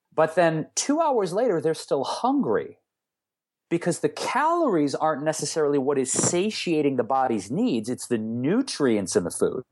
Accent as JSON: {"language": "English", "town": "Detroit", "region": "Michigan", "country": "United States", "tie": "born or raised there", "said": "So we had some really interesting ethnic dishes all the time growing up in Detroit"}